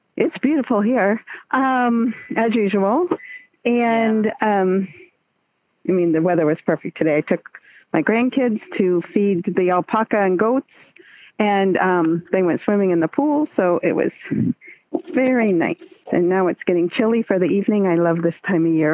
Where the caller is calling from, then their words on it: San Francisco Bay Area, East Bay, California, United States; I'm calling in from the San Francisco Bay Area, the East Bay, really.